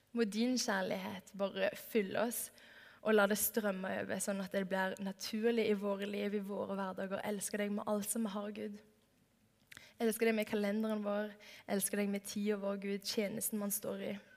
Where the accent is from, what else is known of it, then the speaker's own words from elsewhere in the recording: Stavanger, Rogaland, Norway; moved away; Jeg har hatt en sommerjobb i åtte år hjemme i Stavanger